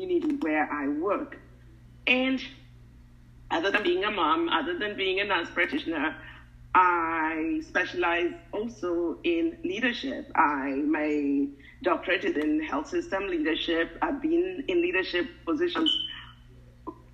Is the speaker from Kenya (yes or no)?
yes; Kenya; now in United States; I love my country, Kenya. I've been in America long, but my heart is always with Kenya because that's where I was born. And like it or I don't, I'm Kenyan through and through.